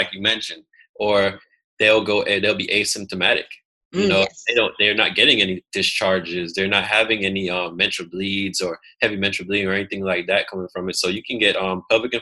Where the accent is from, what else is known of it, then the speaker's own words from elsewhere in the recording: United States; also born or lived in Jamaica (ancestry) / Atlanta, Georgia (works); I am American